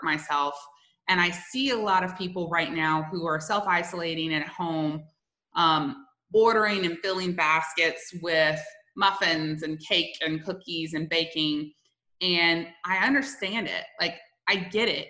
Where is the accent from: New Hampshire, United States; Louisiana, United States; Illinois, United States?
Louisiana, United States; South; moved away; I'm originally from South Louisiana